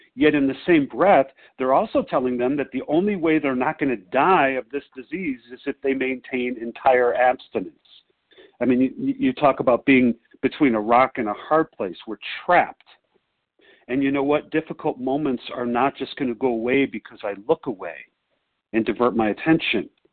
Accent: Chicago, Illinois, United States; I'm visiting my sweetheart in Denver, but I'm from Chicago

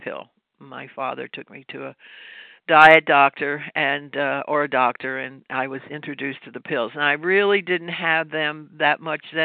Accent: Louisville, Kentucky, United States; now in New York, United States; I'm from Louisville, Kentucky. I'm not from New York. Maybe you can hear the accent or whatever. It's been many years

